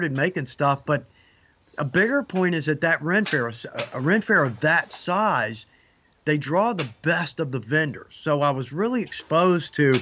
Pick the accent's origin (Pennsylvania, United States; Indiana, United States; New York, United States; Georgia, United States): Georgia, United States; Atlanta; accent: southern; I was born in Atlanta, moved back here